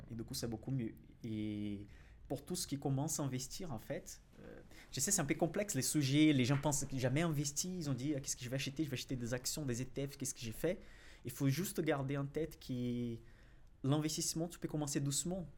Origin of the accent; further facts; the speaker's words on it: Brazil; accent: Brazilian; French is a second language; now in France; je suis brésilien déjà, ça, ça se note euh, de mon accent